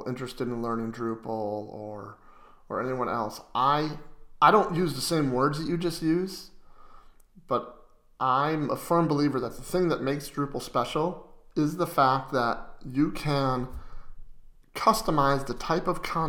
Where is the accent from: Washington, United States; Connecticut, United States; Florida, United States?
Connecticut, United States; I grew up in Connecticut